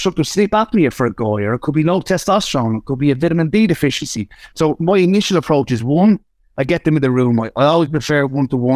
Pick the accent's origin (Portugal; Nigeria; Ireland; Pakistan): Ireland; I'm still Irish. So if the guys can't understand me on Spotify, you can slow me down. You can't un-Irish me